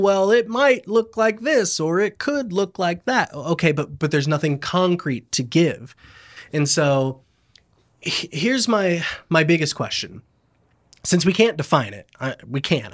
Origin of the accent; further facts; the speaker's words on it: Lakeland, Florida, United States; I grew up in Lakeland, Florida